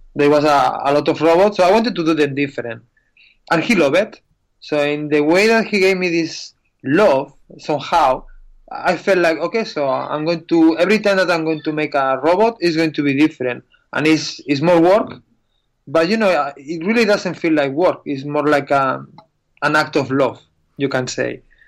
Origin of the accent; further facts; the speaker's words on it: Spain; English is a second language; I'm from Spain